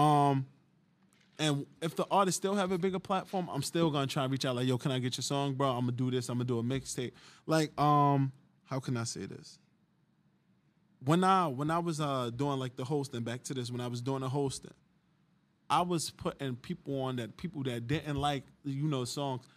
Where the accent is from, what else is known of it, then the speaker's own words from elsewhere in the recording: Jersey City, New Jersey, United States; I'm from Jersey City